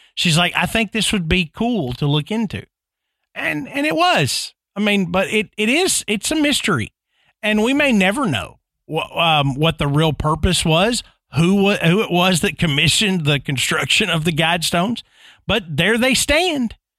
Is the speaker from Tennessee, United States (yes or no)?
yes; Tennessee, United States; I grew up in Tennessee, and, and I live here now